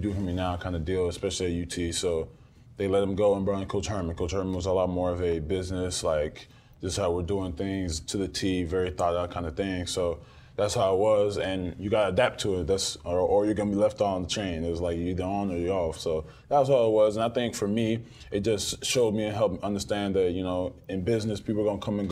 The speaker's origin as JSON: {"language": "English", "country": "Nigeria", "said": "I'm Nigerian"}